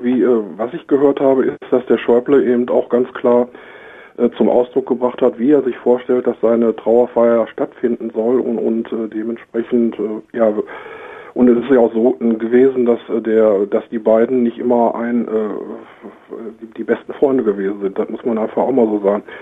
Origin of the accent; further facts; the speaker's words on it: Germany; bei uns in Deutschland